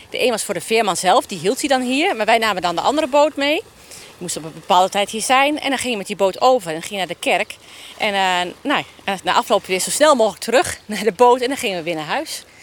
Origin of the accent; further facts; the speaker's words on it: Zierenbroek, Overijssel, Netherlands; Ik eh, woon al uh, eh, mijn hele leven hier in Serenbroek. En eh, altijd aan de IJssel te vinden.